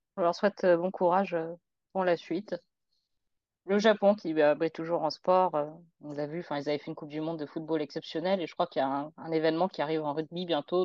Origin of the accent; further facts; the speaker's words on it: France; en tant que Français